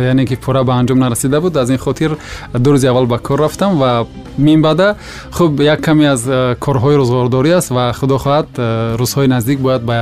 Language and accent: Tajik; Farkhor District, Khatlon, Tajikistan; ман дар ноҳияи фархор ба дунё омадам ва он э, деҳае ки мо зиндагӣ мекардем аслан ҷамоати деҳоти гулшан ном бурда мешавад